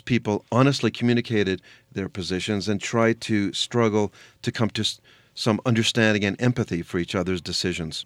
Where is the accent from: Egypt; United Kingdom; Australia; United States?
United States; I'm an American Jew